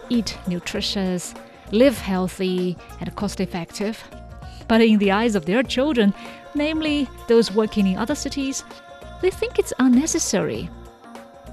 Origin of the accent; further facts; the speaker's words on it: China; moved away as an adult; now in Beijing, China; my hometown is really far away from Beijing, the city I live and work. Over 10-hour drive